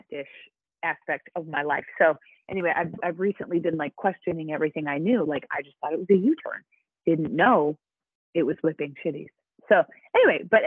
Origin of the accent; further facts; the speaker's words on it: Minneapolis, Minnesota, United States; My growing up in Minneapolis was one of the most wonderful things